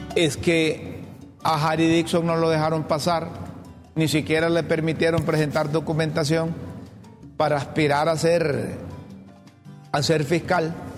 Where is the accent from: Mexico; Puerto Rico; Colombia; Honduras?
Honduras; como periodista y como hondureño